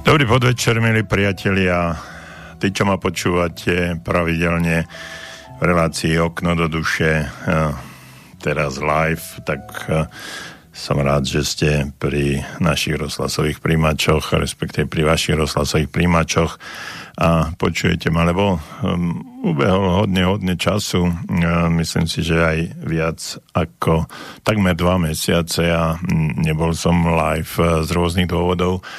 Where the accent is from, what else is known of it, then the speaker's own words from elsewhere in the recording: Slovakia; sme Slováci taký holubičí národ